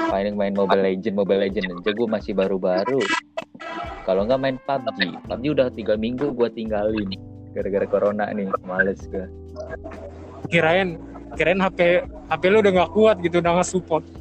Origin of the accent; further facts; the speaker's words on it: Java, Indonesia; ada saudara beruntungnya beruntungnya gue di sono ada saudara dan di sono kebanyakan orang Jawa sih tahu gue orang Jawa sama orang NTT di sono